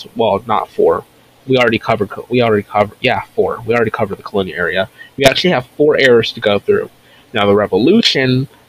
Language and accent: English; North Carolina, United States; my home state of North Carolina